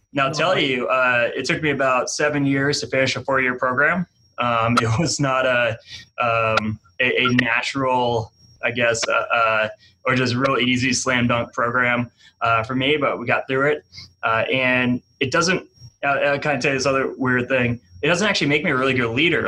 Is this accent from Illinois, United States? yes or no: no; New Hampshire, United States; moved away as an adult; now in Wichita, United States; I'm from New Hampshire originally, and I came here uh, to work in AmeriCorps